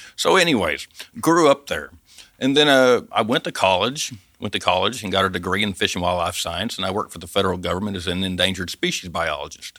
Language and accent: English; Dover, Arkansas, United States; moved away; also born or lived in Bavaria, Germany; I grew up in the Ozarks, I grew up hunting